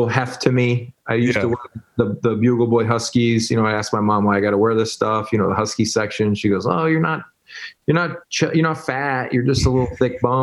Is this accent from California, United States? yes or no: no; New Lenox, Illinois, United States; Joliet's right next door to New Lenox, Illinois